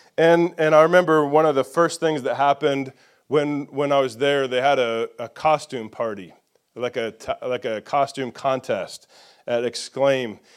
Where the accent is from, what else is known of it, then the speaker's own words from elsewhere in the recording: Indiana, United States; moved away as an adult; also born or lived in Nashville, Tennessee / Franklin, Tennessee; the redneck from Indiana